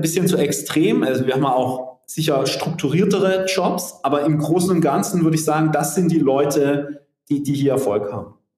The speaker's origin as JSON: {"language": "German", "region": "Southern Germany", "country": "Germany"}